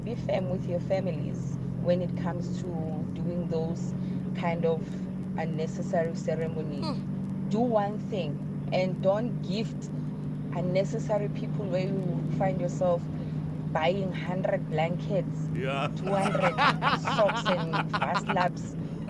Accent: South Africa; I'm from the Zulu culture and I respect my culture

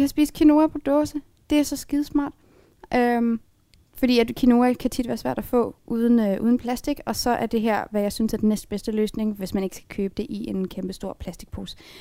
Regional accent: Frederikshavn, North Denmark Region, Denmark; moved away as an adult; now in Aalborg, Denmark; Jeg er vokset op i Frederikshavn, og så flyttede jeg til Aalborg, da jeg skulle starte på universitetet, men jeg er født her

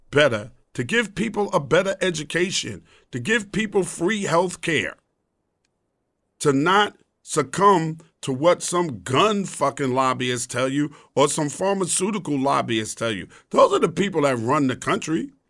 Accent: the South, United States; I've been called a coon. I'm from the South.

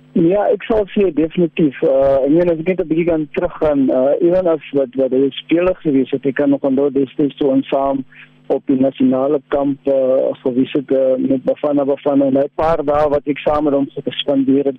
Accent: South Africa; ons as as Suid-Afrikaners

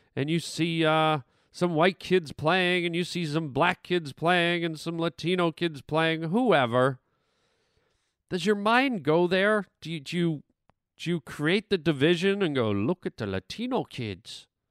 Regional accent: Canada; now in United States; growing up in Canada

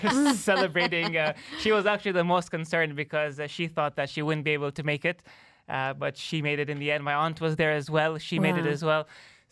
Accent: Tanzania; now in UAE; I am originally from Tanzania

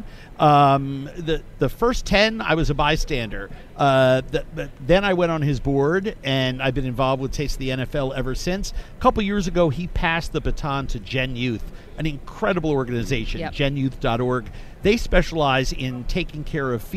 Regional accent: New York, United States; as a New Yorker

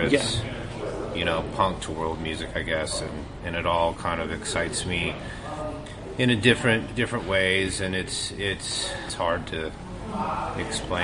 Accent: Grand Junction, Colorado, United States; moved away as an adult; now in Los Angeles, United States; I grew up in Colorado. I moved to L.A. when I was 19.

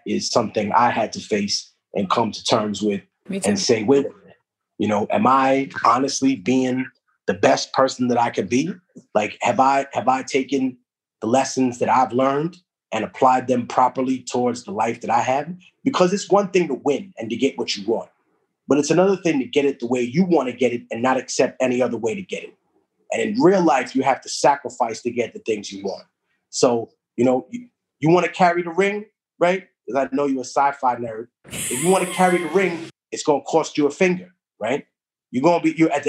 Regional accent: New York City, New York, United States; first language Spanish; English is a second language; also born or lived in Peru; growing up in Harlem was very interesting

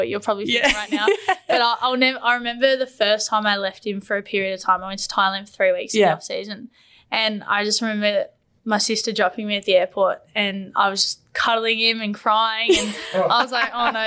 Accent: Romsey, Victoria, Australia; I grew up in Romsey, Victoria

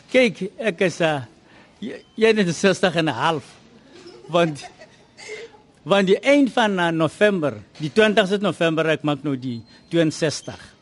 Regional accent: Kimberley, Northern Cape, South Africa; first language Tswana; Afrikaans is a second language; moved away as an adult; also born or lived in Transvaal; ek het groot geword in Kimberley.

